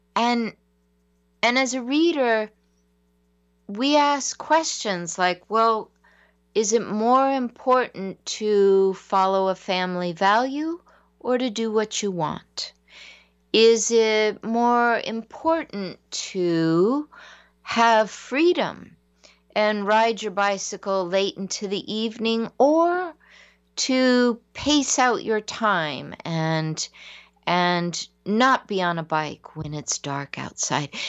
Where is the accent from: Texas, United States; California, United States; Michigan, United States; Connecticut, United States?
California, United States; San Diego; growing up in San Diego, I had the lightest skin of anyone.